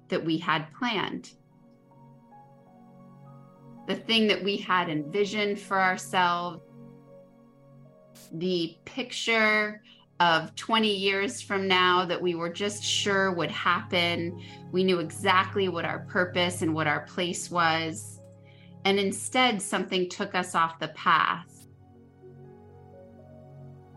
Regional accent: Northeast, United States; I grew up in the Northeast

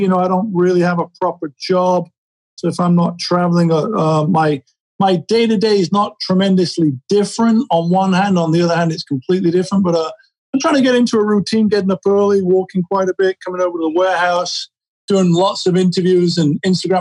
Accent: Sheffield, Yorkshire and the Humber, United Kingdom; moved away as an adult; now in Los Angeles, United States; I was born in Sheffield, England in 1967, moved out to LA as a 19-year-old in 1986

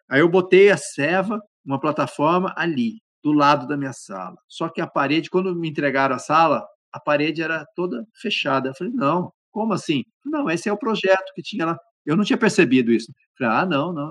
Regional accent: Campinas, São Paulo, Brazil; now in Manaus, Brazil; Eu cresci eh, em Campinas

